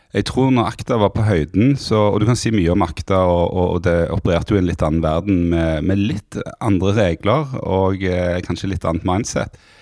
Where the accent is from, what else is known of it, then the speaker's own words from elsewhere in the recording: Stavanger, Rogaland, Norway; accent: Stavanger sociolect with hard consonants; also born or lived in Bergen / Monaco / Tananger; jeg vokste opp i, i Stavanger